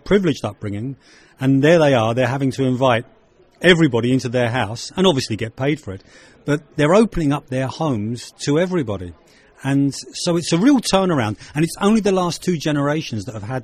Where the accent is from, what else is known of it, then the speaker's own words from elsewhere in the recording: London, United Kingdom; accent: very English; now in Ireland; I was born in London and I'm of Irish ancestry. I came back to live in Ireland. I have a very English accent.